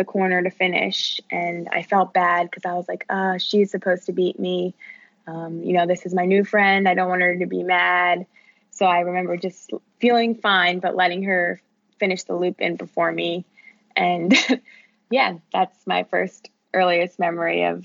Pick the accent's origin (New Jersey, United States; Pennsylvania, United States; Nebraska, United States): Pennsylvania, United States; outside of Philadelphia; I grew up just 30 minutes outside of Philadelphia.